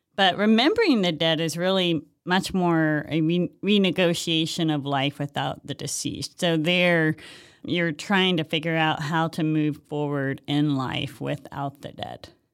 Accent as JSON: {"language": "English", "region": "Hawaii", "country": "United States", "moved": "yes", "said": "I'm from Hawaii originally"}